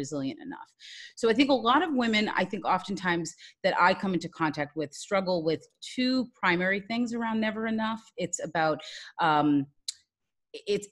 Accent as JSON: {"language": "English", "region": "Massachusetts", "country": "United States", "moved": "yes", "lives_now": "Washington, D.C., United States", "said": "I am originally from Massachusetts, but now currently live in Washington, D.C."}